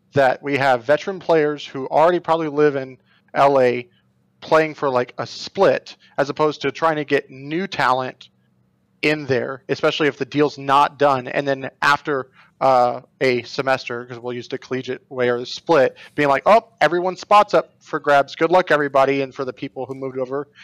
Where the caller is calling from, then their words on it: Buffalo, New York, United States; I'm calling from Buffalo, New York